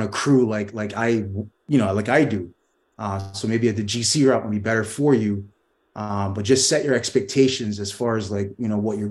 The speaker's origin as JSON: {"language": "English", "region": "New York", "country": "United States", "tie": "born or raised there", "said": "I grew up in New York."}